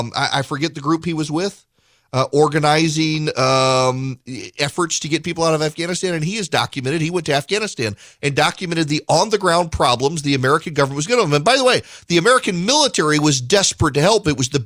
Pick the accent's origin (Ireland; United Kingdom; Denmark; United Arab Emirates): United Arab Emirates; Dubai; and I grew up in Dubai. My dad worked for Conoco Oil, and Conoco was in charge of the Dubai Petroleum Company, DPC.